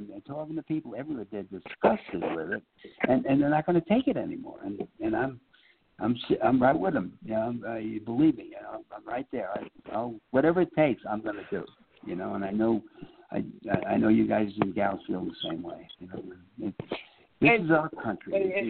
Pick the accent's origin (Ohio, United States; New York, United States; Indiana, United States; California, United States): New York, United States; New York City; moved away; also born or lived in Phoenix; By the Battery. That's where I grew up, Red Hook.